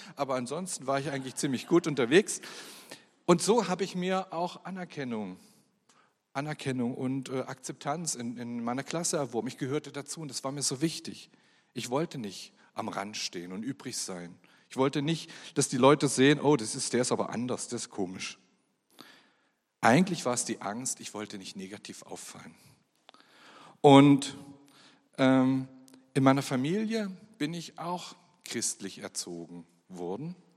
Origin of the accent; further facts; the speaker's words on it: Germany; Ich bin geboren in der DDR und bin dort auch aufgewachsen